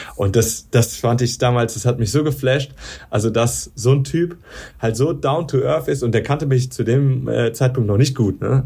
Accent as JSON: {"language": "German", "town": "Darmstadt", "region": "Hesse", "country": "Germany", "said": "ich komme ja aus Darmstadt"}